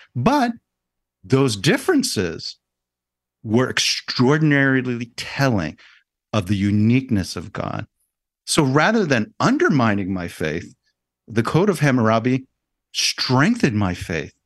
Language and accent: English; New York City, New York, United States; I was born in New York City